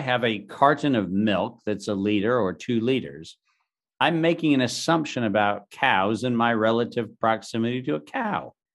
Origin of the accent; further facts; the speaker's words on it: Southern California, United States; I grew up in Southern California in the early nineteen seventies